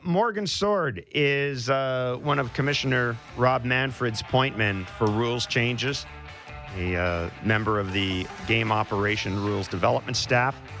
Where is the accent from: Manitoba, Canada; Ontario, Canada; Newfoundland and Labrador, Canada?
Manitoba, Canada; I'm from Manitoba